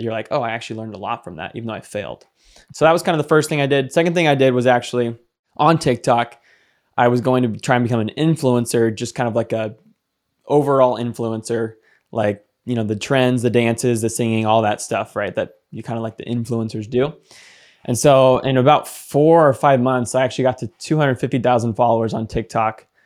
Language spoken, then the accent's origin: English; Seattle, Washington, United States; also born or lived in Phoenix, Arizona; I am from Seattle. Right now, I'm in Phoenix, though. Phoenix, Arizona.